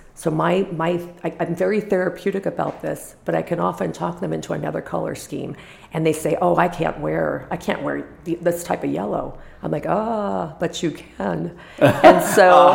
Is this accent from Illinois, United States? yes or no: no; Los Angeles, California, United States; born or raised there; moved away